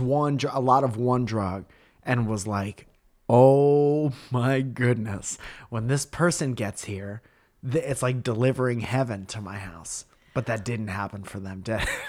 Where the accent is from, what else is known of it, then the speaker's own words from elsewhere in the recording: Northeast, United States; we're from the Northeast and mm-hmm. we're very used to snow and ice